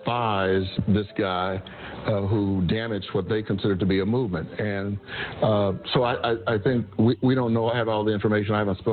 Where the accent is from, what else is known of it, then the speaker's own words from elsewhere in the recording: Texas, United States; moved away; you know, I grew up in Texas.